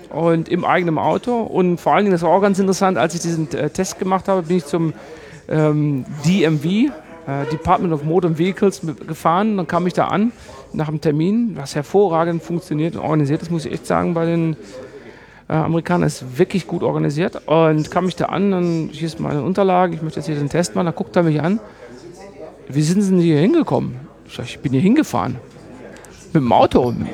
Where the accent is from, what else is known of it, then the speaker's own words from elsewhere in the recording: Germany; Normalerweise dachte ich eigentlich als Deutscher, du bist auf den Straßen unterwegs, das geht hier alles viel zu langsam